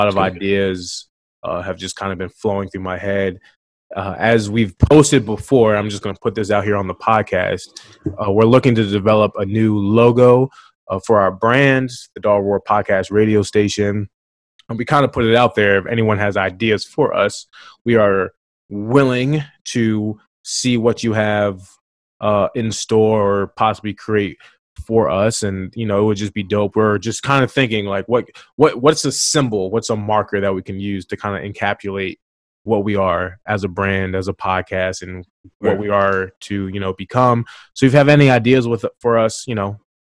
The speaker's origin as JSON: {"language": "English", "region": "Maryland", "country": "United States", "said": "I'm from Maryland"}